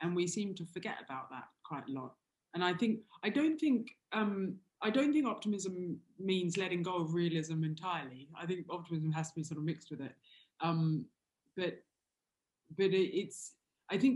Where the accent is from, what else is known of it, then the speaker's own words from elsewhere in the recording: Australia; moved away as an adult; also born or lived in Southeast Asia; now in London, United Kingdom; I'm Australian and I've been in Europe for 14 years. And I'm not European.